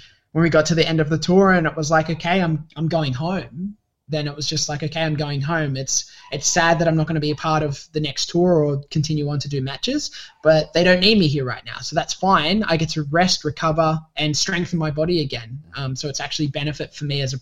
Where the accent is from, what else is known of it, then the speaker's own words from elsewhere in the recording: Sydney, New South Wales, Australia; I made myself in Sydney in New South Wales, my home state